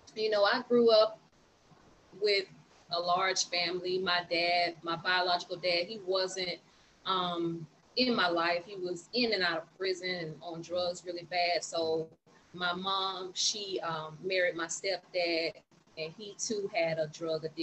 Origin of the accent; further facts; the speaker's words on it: Tallahassee, Florida, United States; also born or lived in Jacksonville, Florida; I grew up in Tallahassee, Florida